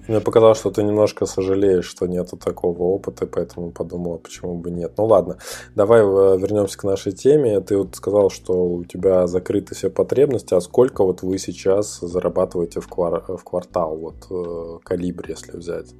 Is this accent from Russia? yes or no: yes; Ukhta, Komi Republic, Russia; я из Ухты